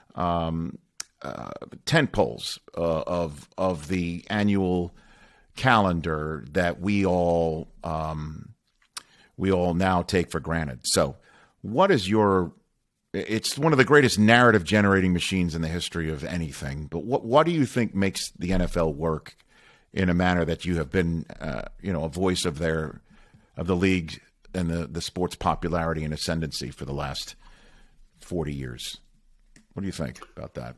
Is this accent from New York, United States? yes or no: yes; New York, United States; I grew up in New York